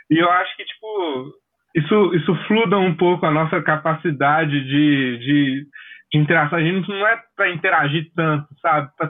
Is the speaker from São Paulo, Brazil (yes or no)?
no; Maceió, Alagoas, Brazil; sou aqui de Maceió